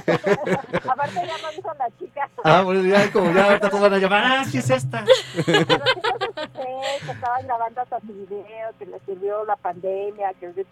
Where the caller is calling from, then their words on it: Naucalpan, State of Mexico, Mexico; Mm, desde Naucalpan.